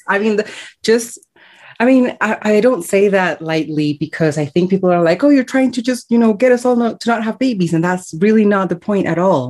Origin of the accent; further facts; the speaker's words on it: Colombia; born there; I was born in Colombia, and I have called 5 countries home in my 30-something years so far.